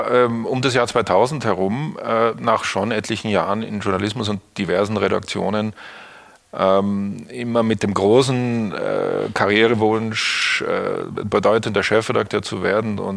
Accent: Austria; moved away; Österreich aus, wo ich aufgewachsen bin, nach Hamburg geschickt haben

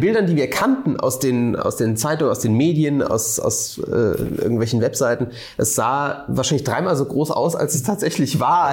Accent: Rhine-Neckar, Germany; aus meiner Heimat, aus dem Rhein-Neckar-Raum

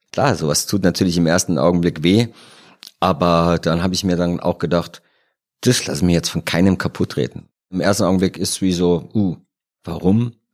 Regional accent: Rhineland, Germany; moved away as an adult; also born or lived in Cologne; now in Munich, Germany; Als Rheinländer in München

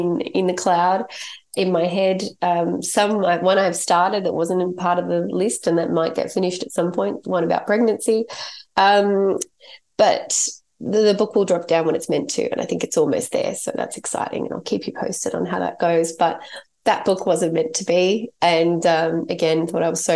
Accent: Australia; my parents are English, and I grew up in Australia. I was born in Australia. So I'm Australian

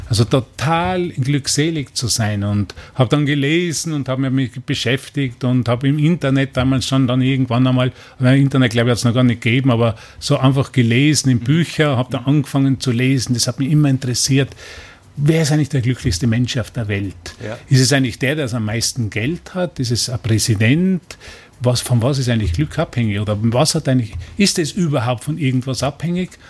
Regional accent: Neustift im Stubaital, Tyrol, Austria; und ich bin aufgewachsen in Tirol, habe dort gelebt, in einem Fremdenverkehrsort, Neustift im Stubaital und habe als Kind schon angefangen, einfach Leute zu beobachten.

